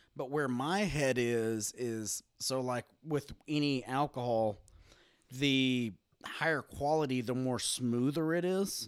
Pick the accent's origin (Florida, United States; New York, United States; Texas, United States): Texas, United States; I'm from Texas.